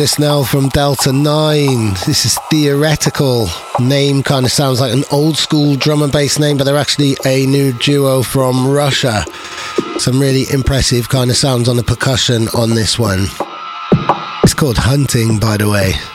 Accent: Wales, United Kingdom; I, I, don't actually speak Welsh, I just love being Welsh

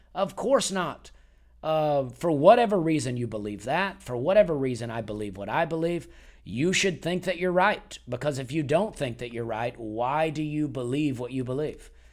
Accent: Alabama, United States; born or raised there; moved away as an adult; also born or lived in Charleston, South Carolina; now in Nashville, United States

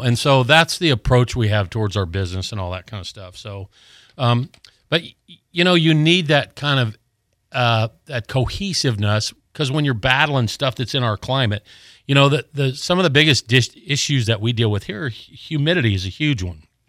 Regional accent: Colorado, United States; now in Gulf Breeze, United States; I grew up in Colorado

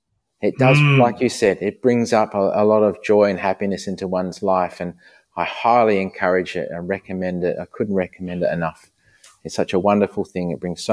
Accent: Perth, Western Australia, Australia; I grew up in Sorrento, a beachside suburb

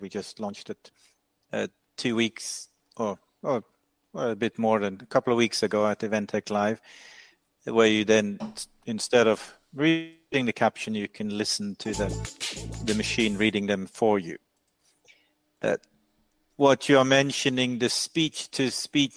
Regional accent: Norway; where I'm from in Norway

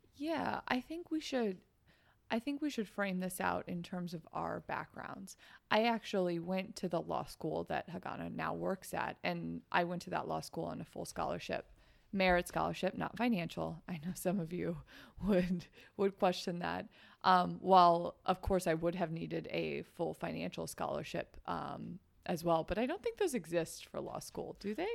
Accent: Midwest, United States; I grew up in the Midwest

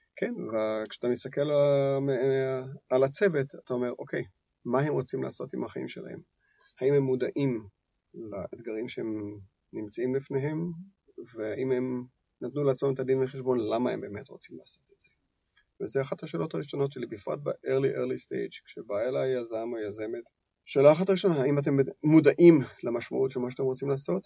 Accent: Israel

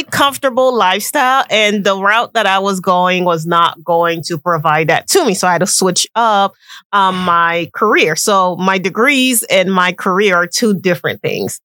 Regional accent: Haiti; also born or lived in West Palm Beach, Florida; I am Haitian. 100%. 100%.

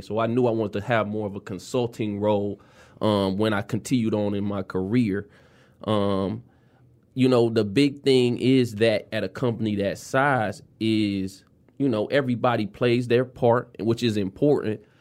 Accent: Detroit, Michigan, United States; I am from the West Side. I grew up off of uh, Seventh South Field and Plymouth Road

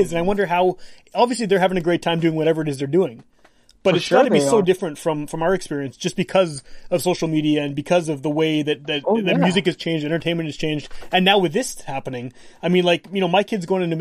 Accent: Winnipeg, Manitoba, Canada; Winnipeg is so diverse anyway. And everyone has, most of us have immigrant parents, myself included

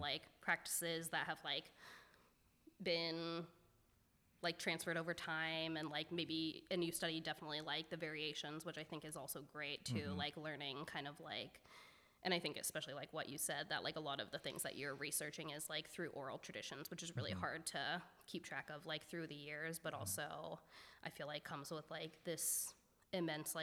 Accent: Bay Area, California, United States; I grew up in the Bay Area

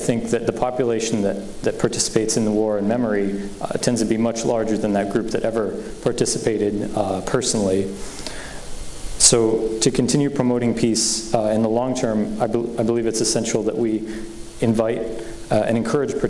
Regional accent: Boulder, Colorado, United States; I was born in 2001. I grew up in Boulder, Colorado.

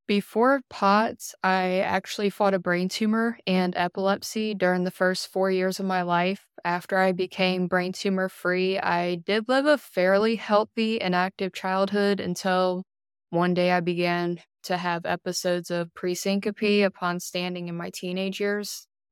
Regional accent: Elizabeth City, North Carolina, United States; now in Greenville, United States; I am originally from Elizabeth City, North Carolina

